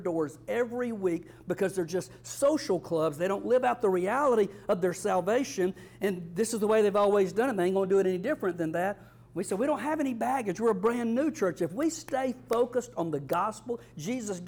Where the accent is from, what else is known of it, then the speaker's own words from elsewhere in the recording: South Georgia, United States; I'm from South Georgia.